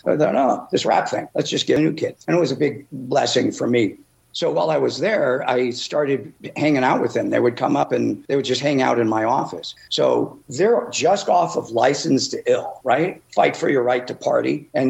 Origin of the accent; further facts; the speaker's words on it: Chicago, Illinois, United States; moved away; I grew up in Chicago, Illinois